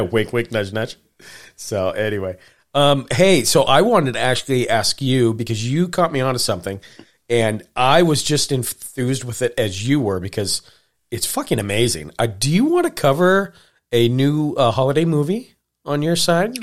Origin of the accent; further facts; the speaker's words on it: Montana, United States; I grew up in Montana